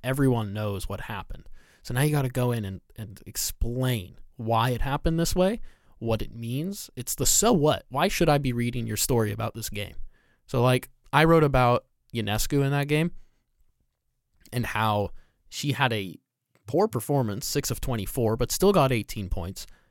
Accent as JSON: {"language": "English", "region": "Southern California", "country": "United States", "tie": "born or raised there", "said": "I grew up in Southern California"}